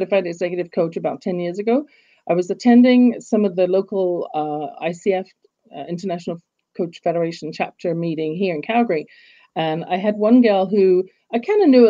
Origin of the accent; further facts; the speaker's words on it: England, United Kingdom; now in Canada; when I was growing up in England, as you can tell from my accent, I wasn't born in Canada